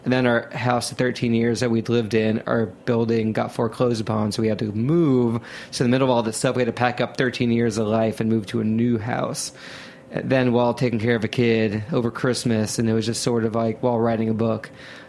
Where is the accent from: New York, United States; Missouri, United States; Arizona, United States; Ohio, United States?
Ohio, United States; I grew up in Ohio, and Sculpin's at every single bodega.